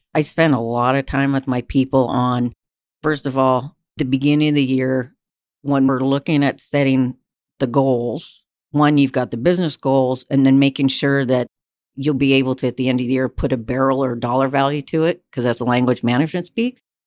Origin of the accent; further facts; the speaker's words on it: Vancouver, British Columbia, Canada; moved away as an adult; also born or lived in Alberta; I'm from Canada. Canada is not necessarily known as an oil mecca, especially where I grew up in Vancouver, British Columbia